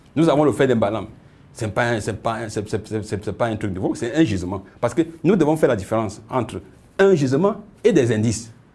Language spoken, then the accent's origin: French; Cameroon; je suis né ici au Cameroun